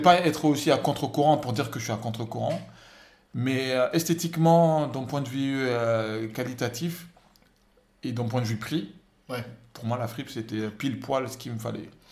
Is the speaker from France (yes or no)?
no; Senegal; moved away as an adult; je suis né au Sénégal, j'ai grandi au Sénégal